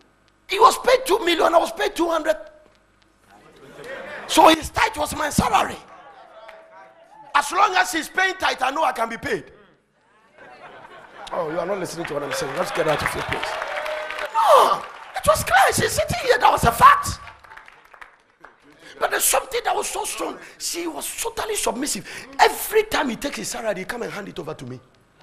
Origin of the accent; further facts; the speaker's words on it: Ghana; English is a second language; now in United States; In America, Warren Buffett, Bill Gates, and then because I'm a Ghanaian, $5,000 soon as FBI vision.